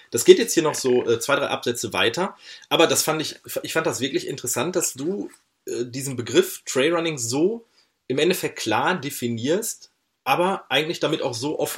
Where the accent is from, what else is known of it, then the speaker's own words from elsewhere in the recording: Germany; weil ich einfach hier als Westdeutscher viel zu flach wohne